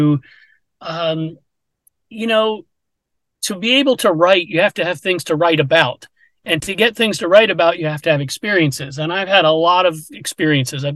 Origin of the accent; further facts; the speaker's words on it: Pennsylvania, United States; I grew up in Pennsylvania.